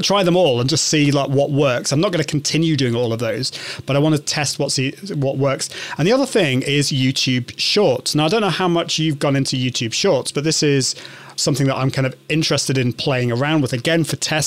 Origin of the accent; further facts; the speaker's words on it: United Kingdom; accent: British; I'm from the UK. Can you understand my British accent?